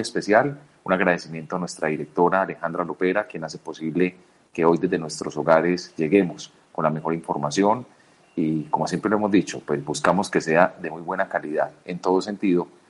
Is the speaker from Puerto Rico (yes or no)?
no; Colombia; Somos demasiados colombianos, somos más de 40 millones de colombianos.